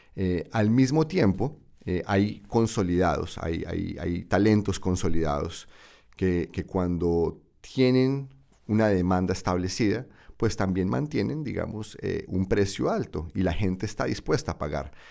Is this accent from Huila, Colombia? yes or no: no; Bucaramanga, Santander, Colombia; moved away; mi ciudad natal, Bucaramanga